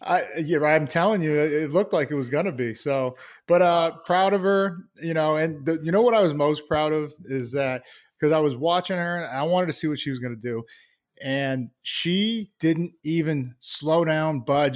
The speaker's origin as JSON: {"language": "English", "town": "Plainville", "region": "Massachusetts", "country": "United States", "tie": "born or raised there", "said": "I love growing up there. Uh, small town, Plainville, Massachusetts"}